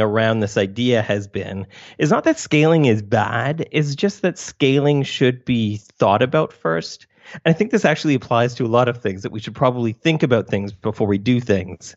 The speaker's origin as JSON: {"language": "English", "country": "Canada", "said": "I'm also Canadian"}